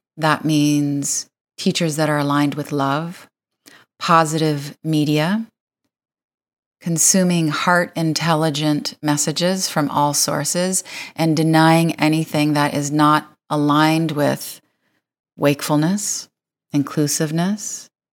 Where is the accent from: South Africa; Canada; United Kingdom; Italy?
Canada; Windsor, Ontario; I am from Windsor, Ontario